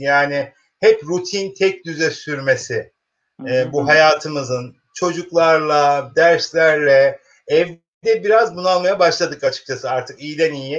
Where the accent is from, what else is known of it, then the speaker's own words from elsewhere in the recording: Keskin, Kırıkkale, Turkey; Bozkır'ın ortasında buğday tarlalarıyla meşhur işte Kırıkkale'nin Keskin ilçesinde doğmuş bir e, öğretmenim